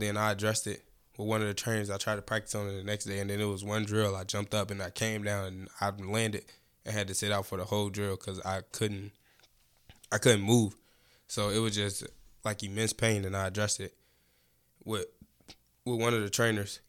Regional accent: Chicago, Illinois, United States; I'm from Chicago, Illinois, West Side

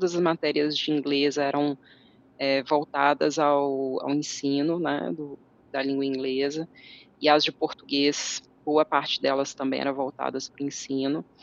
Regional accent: Coronel Fabriciano, Minas Gerais, Brazil; also born or lived in Timóteo / Belo Horizonte; Eu sou mineira do interior de Minas. Eu nasci em uma cidade chamada Timóteo e eu cresci em Coronel Fabriciano, que é a cidade onde eu estou agora

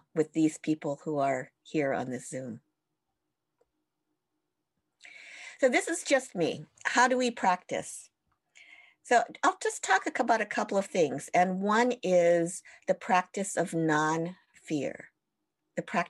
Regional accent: United States; being Japanese American

